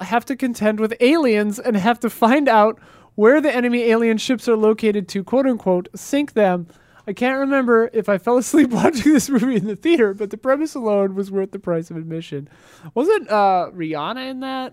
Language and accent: English; Wisconsin, United States; in my hometown, there's a small hill. It wasn't even a mountain, whatever. It's Wisconsin.